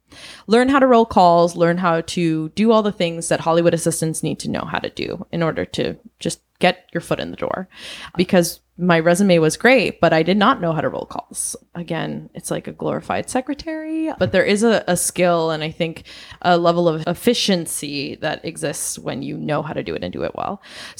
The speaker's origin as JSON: {"language": "English", "country": "Venezuela", "also_born_or_lived": "Southeast Asia", "lives_now": "United States", "said": "I'm originally from Venezuela, and I grew up in Southeast Asia. I moved to the United States in 2002 and went to a boarding school"}